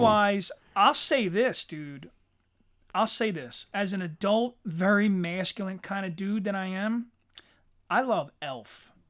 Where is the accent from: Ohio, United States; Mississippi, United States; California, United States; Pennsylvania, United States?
Pennsylvania, United States; Philadelphia; we're from Philadelphia